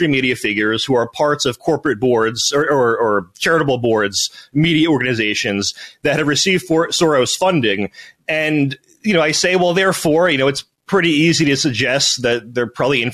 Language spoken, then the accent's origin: English; New Jersey, United States; I was born in New Jersey.